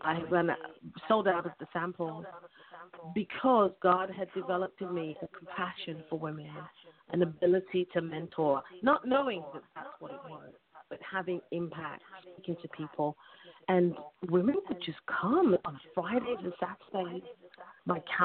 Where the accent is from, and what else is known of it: United Kingdom